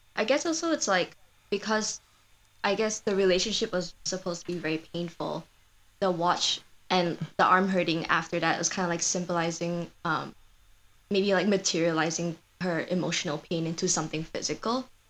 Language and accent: English; Malaysia; moved away as an adult; now in Madison, United States; I grew up in Malaysia, um, and I came here for my undergrad as a transfer student from Malaysia